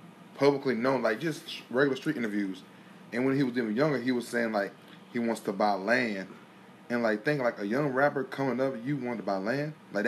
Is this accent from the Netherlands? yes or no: no; Henderson, United States; I'm from Henderson. Like, I'm from Henderson